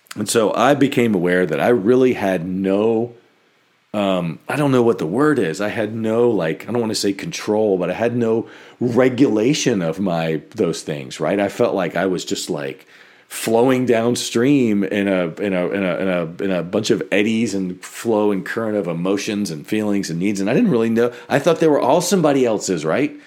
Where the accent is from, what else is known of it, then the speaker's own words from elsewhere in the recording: United States; we grew up in America